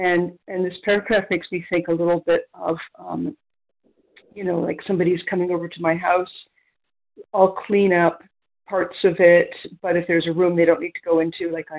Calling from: near Toronto, Ontario, Canada; I'm calling from Ontario, Canada, near Toronto.

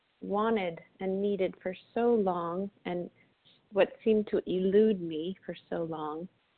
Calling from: Florida, United States; gratefully recovered, calling in from Florida this morning.

